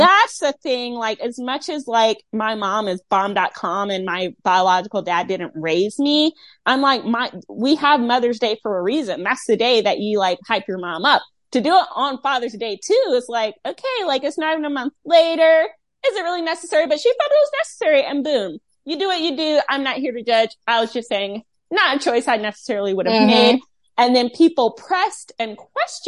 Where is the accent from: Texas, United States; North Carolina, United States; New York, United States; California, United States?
North Carolina, United States; Rocky Mount; my hometown